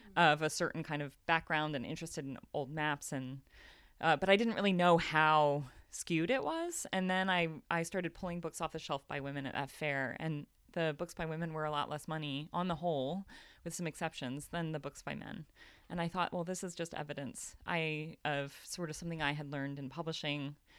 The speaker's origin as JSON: {"language": "English", "country": "United States", "said": "I'm American"}